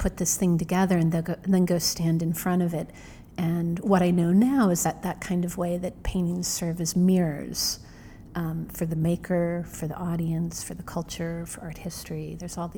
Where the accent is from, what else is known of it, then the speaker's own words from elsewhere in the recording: middle of Illinois, United States; now in New York, United States; I grew up in the middle of Illinois